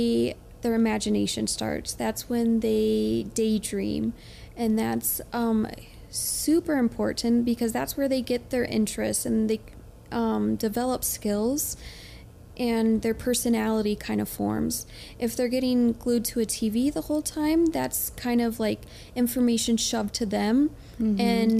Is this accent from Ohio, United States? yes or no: yes; Ohio, United States; now in Utah, United States